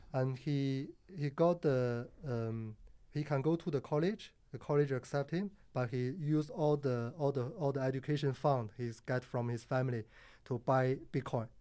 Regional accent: Harbin, Heilongjiang, China; moved away as an adult; also born or lived in Sydney, Australia; now in Singapore; I born in China

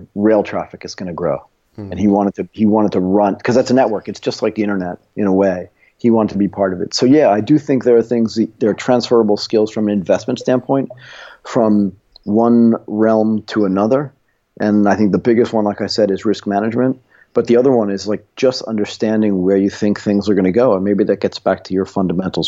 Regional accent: United States; moved away; I'm American

